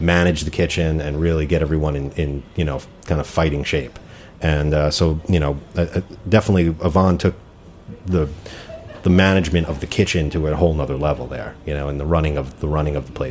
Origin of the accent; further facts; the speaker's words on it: New Jersey, United States; I'm from North Jersey, man. I'm not from Texas or Memphis